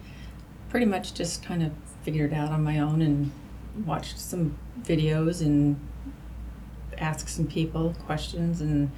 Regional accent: Salt Lake City, Utah, United States; moved away; I was born in Salt Lake City.

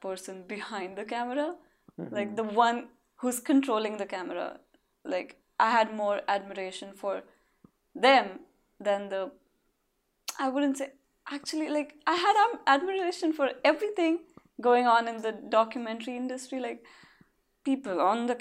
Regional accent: India; moved away as an adult; also born or lived in Mumbai; now in Los Angeles, United States; I'm from India, and I started from nothing

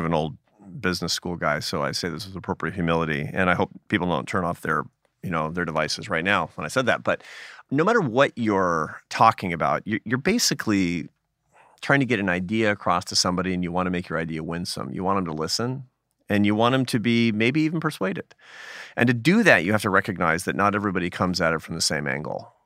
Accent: United States; I'm a Catholic, uh, but I'm an American Catholic

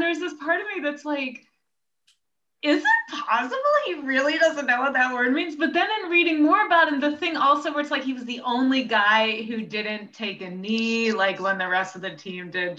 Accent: New York City, New York, United States; accent: New York Jew; also born or lived in Westport, Connecticut; I do have a New York Jew accent. I grew up on the Upper West Side.

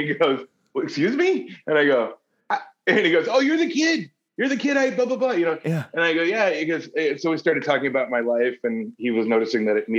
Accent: Kenosha, Wisconsin, United States; I'm from Kenosha, Wisconsin.

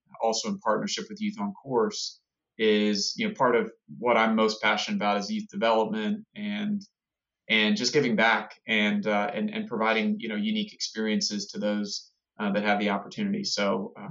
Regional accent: Culpeper County, Virginia, United States; I grew up in Culpeper County, Virginia

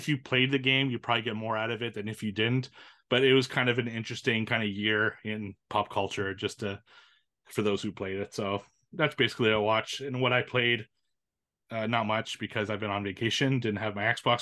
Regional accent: Canada; It's from my hometown

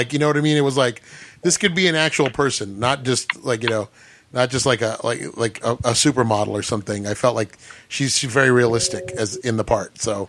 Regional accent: United States; I'm American

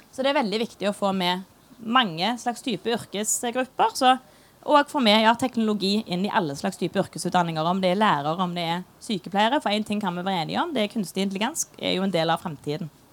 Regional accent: Stavanger, Rogaland, Norway; accent: Stavangersk; jeg snakker stavangersk. Det er jo ingen som forstår stavangersk

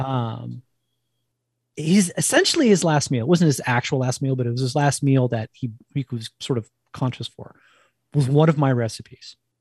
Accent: New Jersey, United States; accent: East; moved away; I'm originally from New Jersey

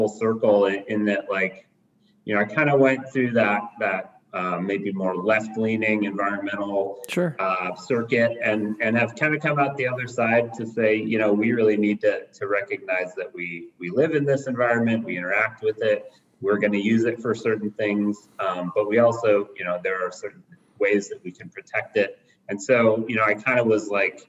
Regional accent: Bozeman, Montana, United States; now in Missoula, United States; I grew up in Bozeman

